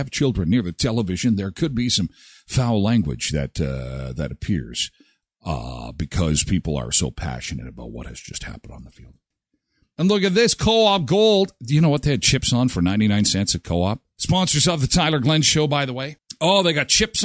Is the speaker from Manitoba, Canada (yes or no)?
yes; Brandon, Manitoba, Canada; I'm from Brandon